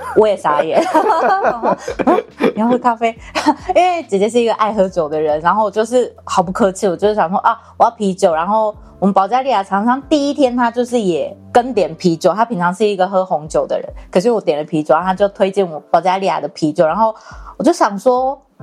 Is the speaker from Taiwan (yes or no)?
yes; Taiwan; 那个计程车司机就问我们说：“你们哪里来的？”然后我们说：“我们台湾。”然后他说：“哦，台湾来的。”